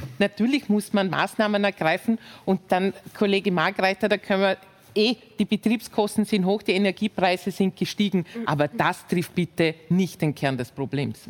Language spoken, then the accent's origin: German; Vorarlberg, Austria; ich komme aus dem Bundesland, ähm, aus Vorarlberg, wo quasi das als, als Nationsmotto ist, Schaffer, Schaffer, Hüslebauer